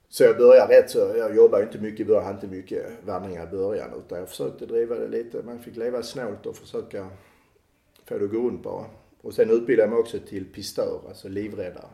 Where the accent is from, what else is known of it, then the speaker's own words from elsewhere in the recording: Klågerup, Skåne, Sweden; accent: Skåne; moved away as an adult; also born or lived in Malmö; now in France; Jag är född i Malmö, uppvuxen i Klågerup. Mina föräldrar flyttade till Klågerup när jag var två år gammal